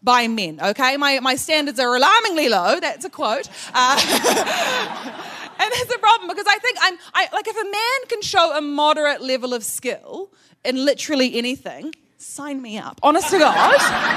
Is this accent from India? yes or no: no; New Zealand; I am from New Zealand